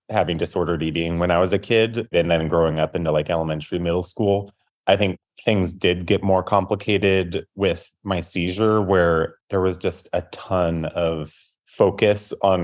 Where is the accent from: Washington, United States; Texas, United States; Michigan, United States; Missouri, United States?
Washington, United States; Tacoma; So I live in Tacoma, Washington. I grew up in Tacoma, left for school for a few years, then came back.